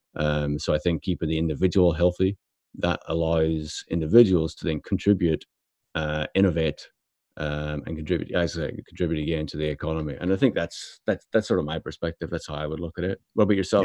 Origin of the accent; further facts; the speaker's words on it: Belfast, Northern Ireland, United Kingdom; me being brought up in Belfast